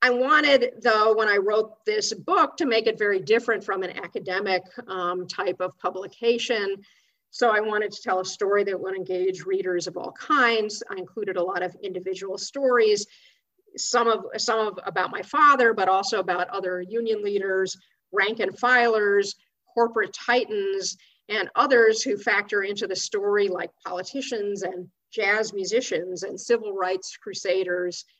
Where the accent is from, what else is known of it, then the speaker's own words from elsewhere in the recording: Chicago, Illinois, United States; When I was growing up in Chicago in the 1960s and 70s